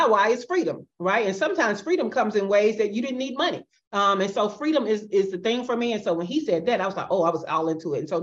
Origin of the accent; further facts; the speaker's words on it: Birmingham, Alabama, United States; moved away as an adult; now in Buenos Aires, Argentina; from Birmingham, Alabama, which is my hometown